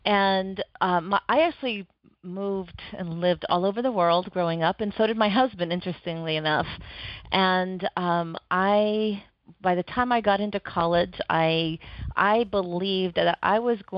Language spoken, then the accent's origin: English; Oregon, United States; And back growing up in Oregon at the time, I went to college up in Oregon, and it was in a recession